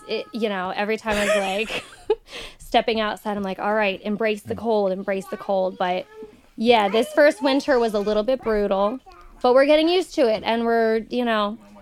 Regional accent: Nockamixon State Park, Pennsylvania, United States; I grew up right across from Nakamixon State Park

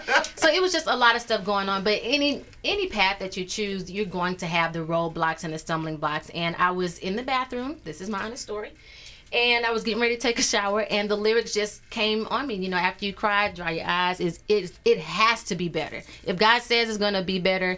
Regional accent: East St. Louis, Illinois, United States; also born or lived in Oklahoma / Wichita, Kansas; now in St. Louis, United States; Born and raised East St. Louis, Illinois

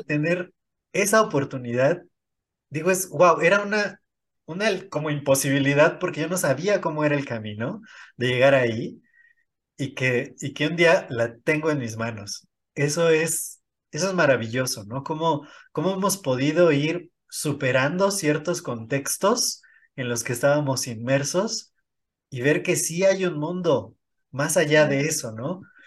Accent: State of Mexico, Mexico; Yo, nací en el Estado de México, eh, pero me registraron allá

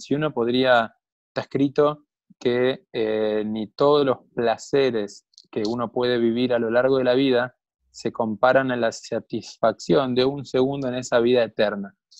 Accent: Buenos Aires, Argentina; yo nací en una familia en Buenos Aires

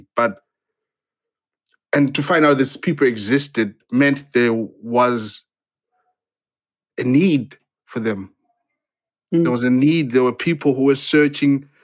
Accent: Zimbabwe; moved away; I'm originally from Zimbabwe.

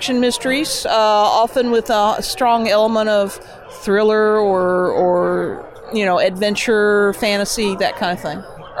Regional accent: Clarksville, Tennessee, United States; I grew up outside of Clarksville, Tennessee

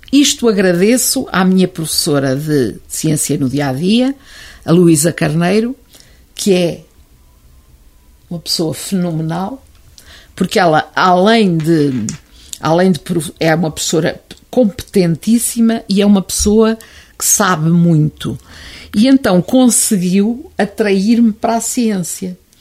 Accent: Oliveira do Hospital, Centro, Portugal; sou oliveirense de gema clara e casca

